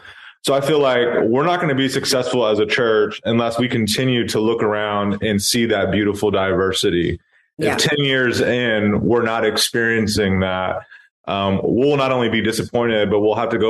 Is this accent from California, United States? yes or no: yes; Sacramento, California, United States; now in Oakland, United States; the neighborhood I grew up in Sacramento